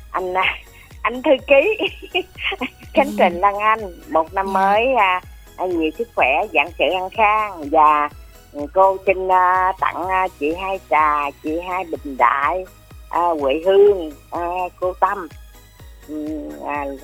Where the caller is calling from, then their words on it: Duc Hoa, Long An, Vietnam; cô là cô út ở à, Đức Hòa Long